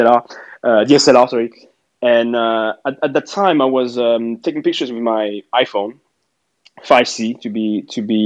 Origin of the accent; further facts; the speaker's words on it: Paris, Île-de-France, France; moved away as an adult; now in London, United Kingdom; I'm French. I'm from Paris originally.